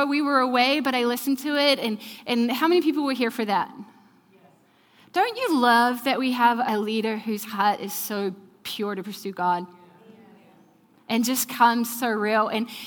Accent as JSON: {"language": "English", "country": "New Zealand", "moved": "yes", "said": "I'm from New Zealand"}